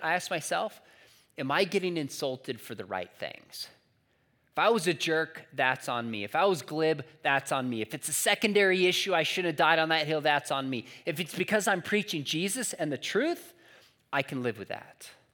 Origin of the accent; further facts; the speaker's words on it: San Juan Capistrano, California, United States; my hometown of San Juan Capistrano